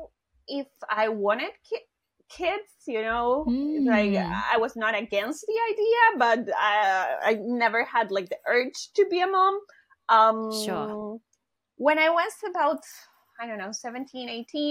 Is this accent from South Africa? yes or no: no; Honduras; moved away as an adult; now in Chiba, Japan; I am from Honduras.